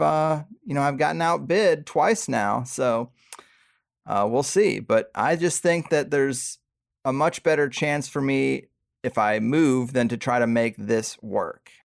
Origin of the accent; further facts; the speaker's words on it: Missouri, United States; now in San Diego, United States; where I grew up in Missouri